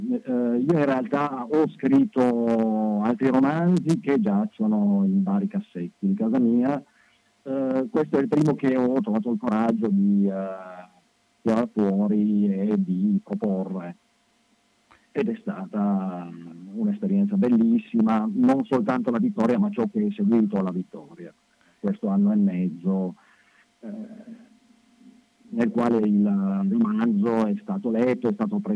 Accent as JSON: {"language": "Italian", "town": "Turin", "region": "Piedmont", "country": "Italy", "said": "sì, io sono torinese"}